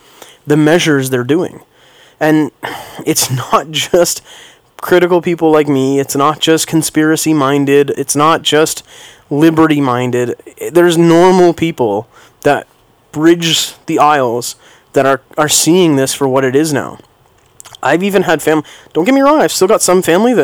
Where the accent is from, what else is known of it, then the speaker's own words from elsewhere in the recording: Canada; being a Canadian, taking my kids skating